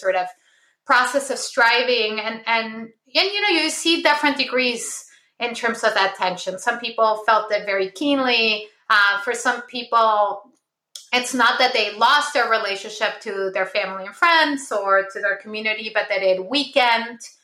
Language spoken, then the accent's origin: English; Lima, Peru; moved away; I was born in Lima, Peru, uh, in uh, 1979. So I, I grew up in the 80s uh, in Peru